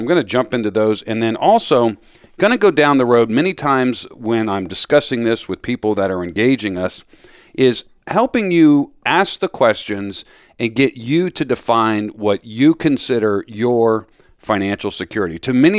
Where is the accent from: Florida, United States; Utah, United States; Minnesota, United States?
Florida, United States; now in Philadelphia, United States; You know, I grew up down in Florida.